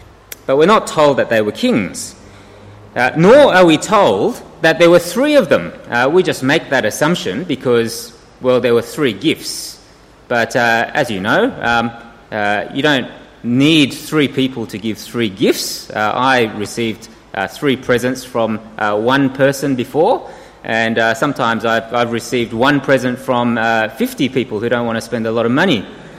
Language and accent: English; South Korea; born there; I was born in 1970 in Korea.